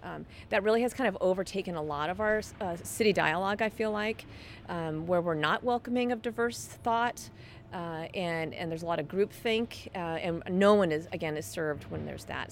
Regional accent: Dallas, Texas, United States; now in Seattle, United States; I grew up in Dallas

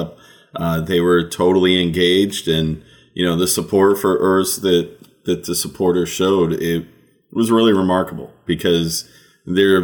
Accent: United States; I'm American

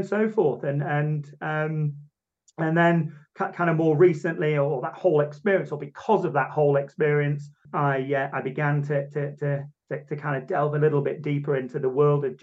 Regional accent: Manchester, North West England, United Kingdom; I'm from Southern Manchester in England, birthplace of the mighty Industrial Revolution. So went to a good grammar school

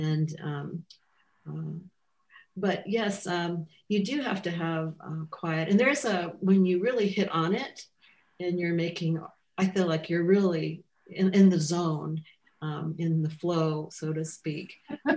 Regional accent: Midwest, United States; being a Midwesterner

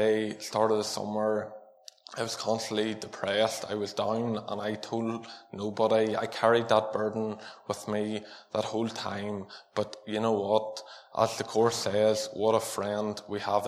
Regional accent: Armagh, Northern Ireland, United Kingdom; I was born in Armagh, and I was born into a family that preached the gospel to each one of us

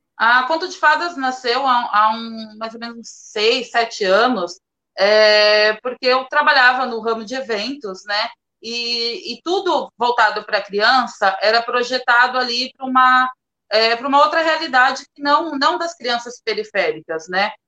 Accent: Praia Grande, São Paulo, Brazil; eu sou de Praia Grande, mais especial assim no fundão de Praia Grande, do Caixara

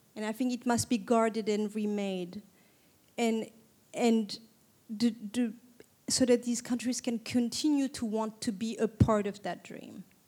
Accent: Istanbul, Turkey; I was born and raised in Istanbul.

